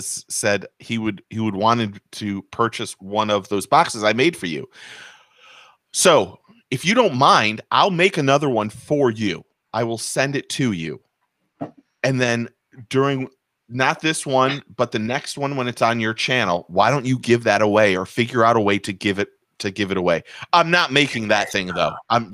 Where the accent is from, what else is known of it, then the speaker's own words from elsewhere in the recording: Michigan, United States; moved away; So I grew up in Michigan